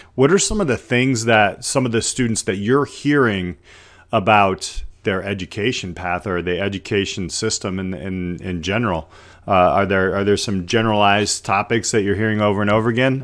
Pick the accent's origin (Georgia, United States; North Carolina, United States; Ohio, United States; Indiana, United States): Indiana, United States; South Bend; I'm from, uh, South Bend